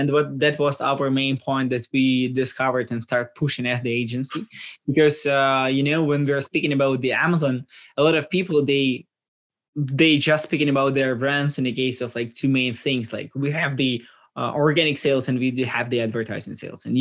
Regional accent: Ukraine; we are from Ukraine

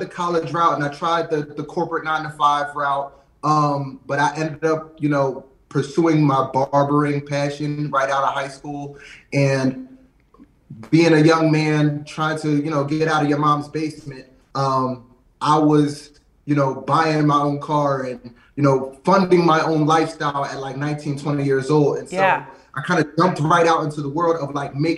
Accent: Lansdowne, Pennsylvania, United States; I actually grew up in a small suburb, like right outside of West Philly, in Lansdowne

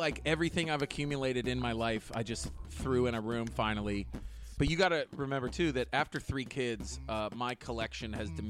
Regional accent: Western Pennsylvania, United States; I'm from Western Pennsylvania.

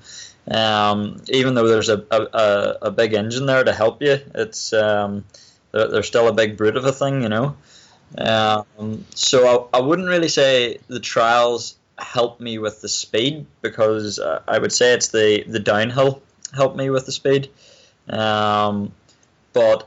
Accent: Castlewellan, Northern Ireland, United Kingdom; also born or lived in Spain / Newcastle, County Down; Newcastle, Castlewellan area. I suppose whenever we moved back from Spain, I spent most of my time around Castlewellan, and that's where I went to school and stuff, was in Castlewellan. So it was, I'd say that's where I'm from

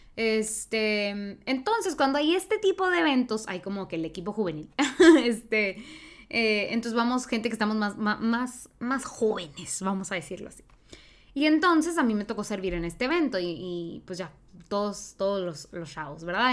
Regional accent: Mexico; yo hablo desde el ser mexicana

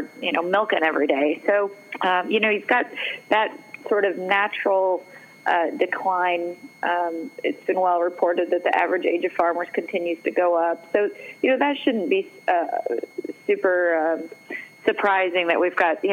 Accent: Missouri, United States; moved away; I'm from Missouri originally

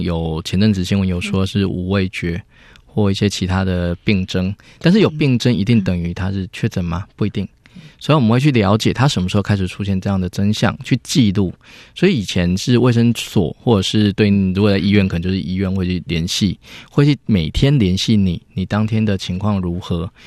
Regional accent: Chiayi County, Taiwan; moved away as an adult; 我我也是嘉义人，我们回嘉义其实也是想为家乡做一点事情

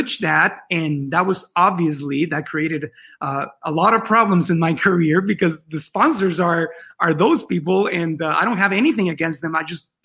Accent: Tijuana, Baja California, Mexico; English is a second language; I was born and raised in Tijuana, next to the border of San Diego, obviously.

